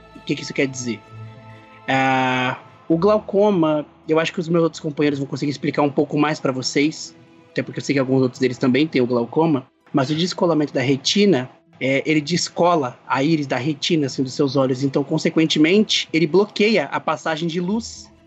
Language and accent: Portuguese; São Paulo, Brazil; Eu sou de São Paulo